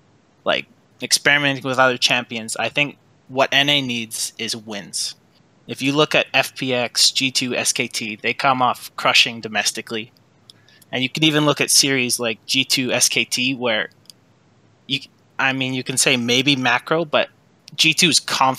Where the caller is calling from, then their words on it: Edmonton, Alberta, Canada; Edmonton, Canada.